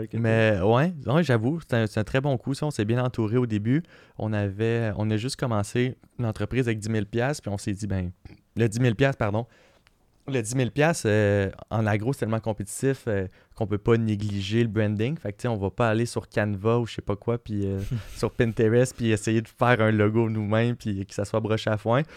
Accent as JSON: {"language": "French", "region": "Quebec", "country": "Canada", "said": "on est on est super créatif au Québec"}